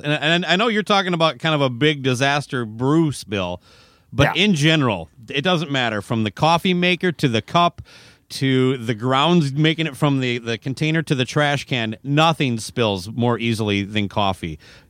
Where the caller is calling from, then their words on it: St. Paul, Minnesota, United States; I'm saying hello from St. Paul.